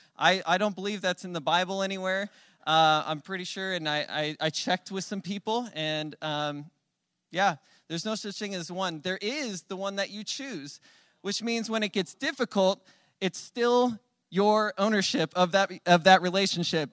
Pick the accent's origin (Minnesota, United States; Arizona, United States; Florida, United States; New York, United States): Arizona, United States; Phoenix; moved away; I'm from Phoenix